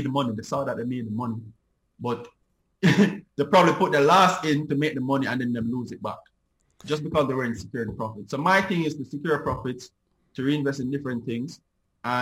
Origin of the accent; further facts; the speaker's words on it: Jamaica; Me as a Jamaican